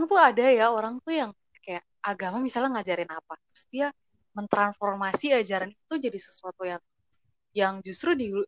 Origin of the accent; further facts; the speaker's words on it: Kupang, East Nusa Tenggara, Indonesia; kayak mereka tuh nggak tahu gitu misalnya gue padahal gue dari Kupang tapi mereka uh, nyapa gue dengan bahasa itu gitu padahal yang yang sebenarnya itu bukan domisili gue sebenarnya gitu